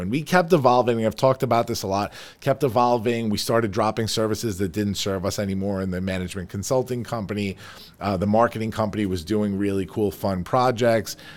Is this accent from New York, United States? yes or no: yes; Farmingdale, New York, United States; we are here in my beautiful office here on Route one ten in Farmingdale, New York, my hometown.